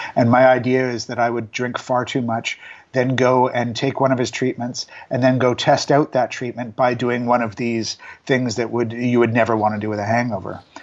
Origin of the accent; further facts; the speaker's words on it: Vancouver, British Columbia, Canada; moved away; my hometown of Vancouver